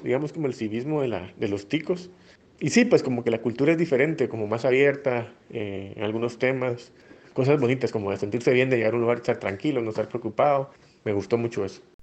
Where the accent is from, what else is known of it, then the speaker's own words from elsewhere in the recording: Flores, Petén, Guatemala; moved away as an adult; now in Heredia, Costa Rica; soy de Flores Petén, Guatemala. Ahora vivo en Costa Rica, en Heredia específicamente.